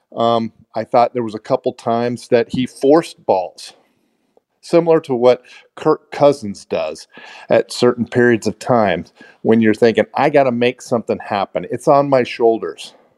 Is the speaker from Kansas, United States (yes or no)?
yes; Kansas, United States; I grew up in Kansas